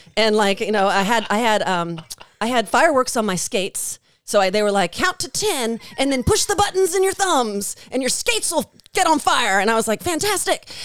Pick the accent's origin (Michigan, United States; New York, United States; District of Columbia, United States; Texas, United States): District of Columbia, United States; Washington; moved away as an adult; now in Nashville, United States; I grew up in Washington, D C